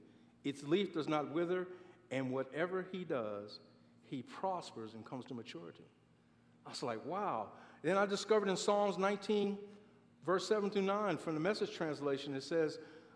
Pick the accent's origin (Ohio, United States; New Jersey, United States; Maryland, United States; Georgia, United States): Maryland, United States; Baltimore; I grew up in Baltimore, Maryland